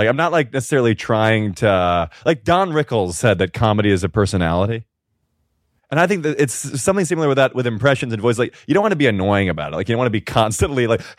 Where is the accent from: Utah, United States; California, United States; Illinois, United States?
Illinois, United States; Chicago; now in New York, United States; when I was back home in Chicago for Thanksgiving